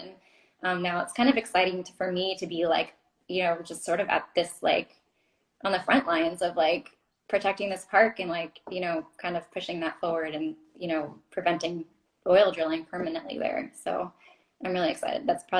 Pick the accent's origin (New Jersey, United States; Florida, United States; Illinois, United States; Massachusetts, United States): Florida, United States; I remember like growing up in the Everglades, kind of like, you know, we always went there for like our family vacations.